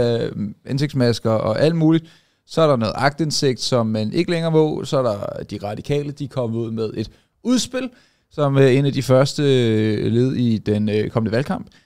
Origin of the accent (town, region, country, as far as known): Denmark